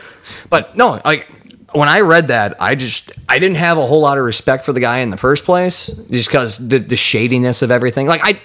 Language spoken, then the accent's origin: English; United States; I'm just proud to be an American.